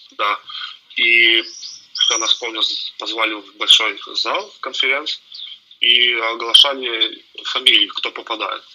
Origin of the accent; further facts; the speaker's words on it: Ivano-Frankivsk, Ivano-Frankivsk Oblast, Ukraine; also born or lived in Truskavets, Lviv Oblast, Ukraine; now in United States; потом уехал в Ивано-Франковск